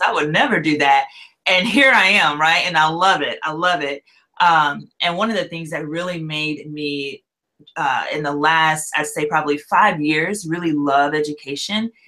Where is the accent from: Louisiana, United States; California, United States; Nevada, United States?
Louisiana, United States; also born or lived in Gwinnett County, Georgia / Hickory, North Carolina; now in Nashville, United States; I'm originally from Louisiana